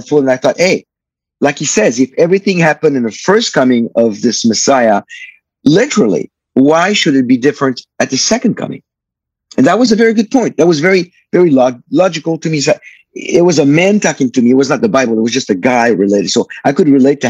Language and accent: English; Paris, Île-de-France, France; I was born and raised in Paris, France, in 1959.